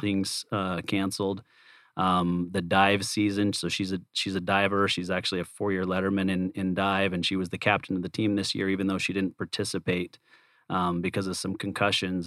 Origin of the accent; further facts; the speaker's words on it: Provo, Utah, United States; I was born and raised in Provo, Utah